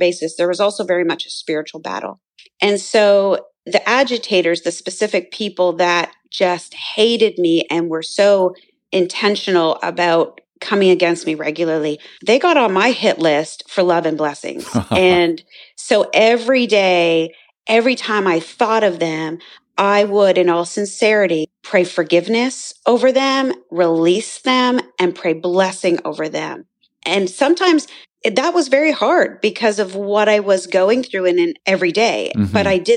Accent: Canada; I grew up in Canada

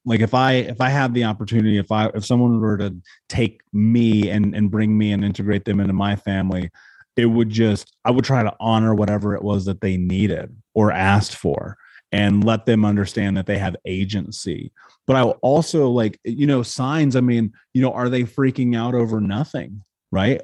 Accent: Indiana, United States; growing up in Indiana, for one, which is an incredibly racist place

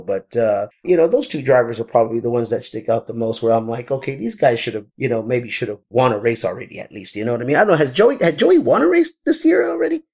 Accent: Texas, United States; moved away as an adult; now in Southern California, United States; I am from Texas originally

